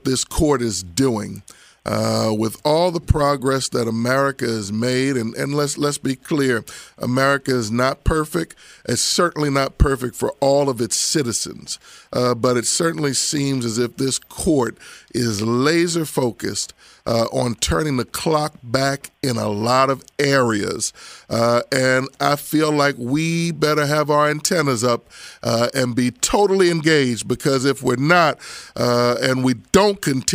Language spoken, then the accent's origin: English; Abington, Pennsylvania, United States; I'm from Abington, by the way, so I'm from Montgomery County. And since you know Montgomery County, you know that I can tell you, in my high school, it was 11-12% black